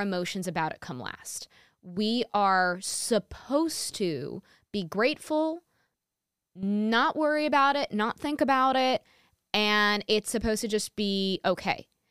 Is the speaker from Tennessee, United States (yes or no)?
no; New York, United States; am born and raised in New York and still live in New York